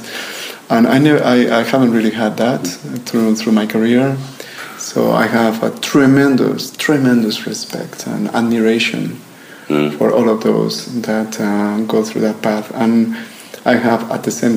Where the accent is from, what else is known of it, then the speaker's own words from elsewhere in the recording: Ribera del Duero, Castile and León, Spain; also born or lived in New York; now in Växjö, Sweden; Ribera del Duero in Spain, which is actually the region where I'm coming from.